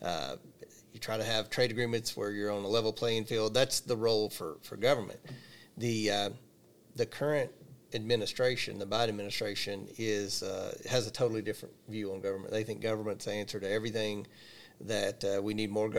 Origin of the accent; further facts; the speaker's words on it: Monroe County, Kentucky, United States; I grew up in Monroe County